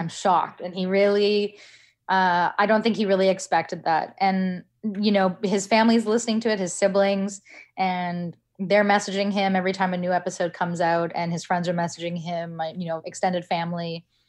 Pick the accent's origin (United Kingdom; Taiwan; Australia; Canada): Canada; I was born in Canada